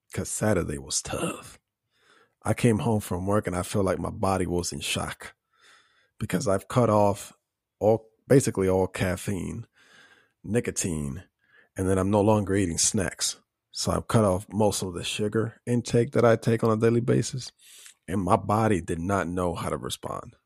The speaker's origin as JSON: {"language": "English", "country": "Puerto Rico", "tie": "born or raised there", "said": "growing up in Puerto Rico"}